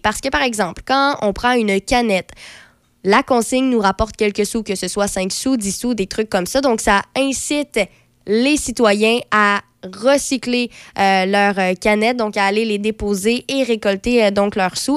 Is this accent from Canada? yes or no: yes; Quebec, Canada; en tant que Québécois